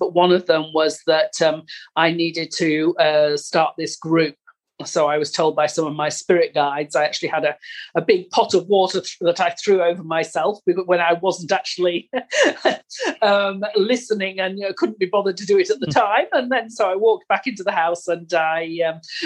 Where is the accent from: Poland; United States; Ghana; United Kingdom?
United Kingdom; England; moved away as an adult; now in Italy; I was born in England and I moved to Italy when I met my husband, and that was 30 years ago